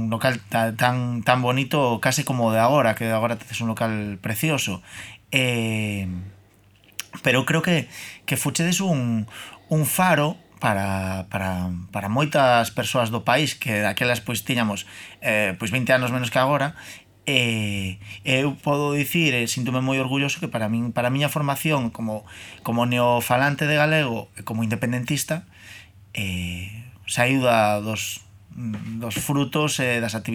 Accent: A Coruña, Galicia, Spain; para min, como coruñés que non coruñento

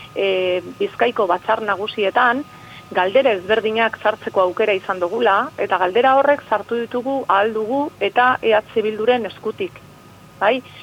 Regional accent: Bermeo, Basque Country, Spain; ni bermeokoan az

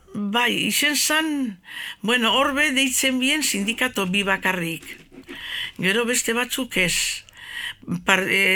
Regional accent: Bilbao, Basque Country, Spain; also born or lived in Gernika; gu bilbon jaio gara

